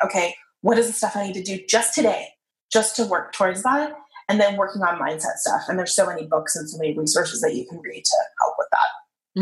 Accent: United States

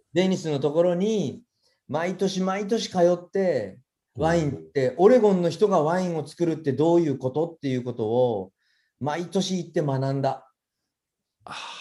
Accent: Sasebo, Nagasaki, Japan; now in Aichi, Japan; あの長崎県の佐世保で生まれて

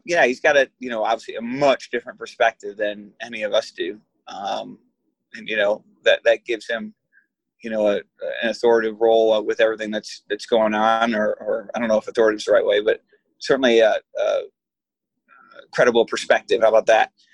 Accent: Michigan, United States; I come from Michigan

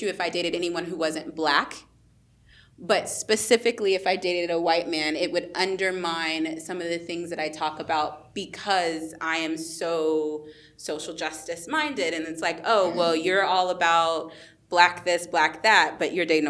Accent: Texas, United States; also born or lived in Colombia

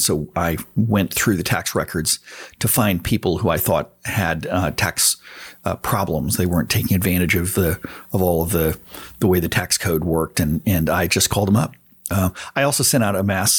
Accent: San Antonio, Texas, United States; I grew up on a cattle ranch just outside San Antonio, Texas.

